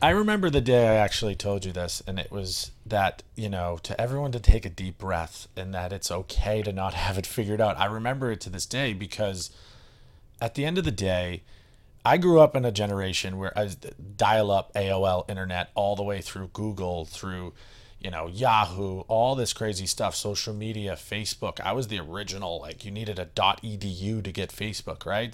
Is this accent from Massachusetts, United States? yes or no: yes; Westwood, Massachusetts, United States; my hometown